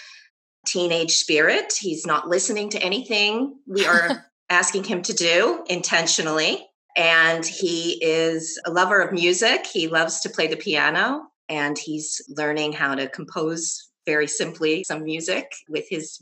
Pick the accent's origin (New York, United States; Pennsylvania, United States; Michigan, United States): New York, United States; moved away as an adult; now in Netherlands; I'm originally from New York